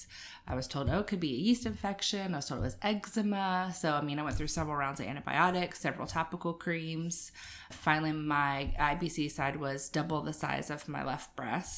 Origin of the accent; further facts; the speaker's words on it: Jacksonville, Florida, United States; moved away as an adult; also born or lived in Guyton, Georgia; now in Savannah, United States; I'm originally from Jacksonville, Florida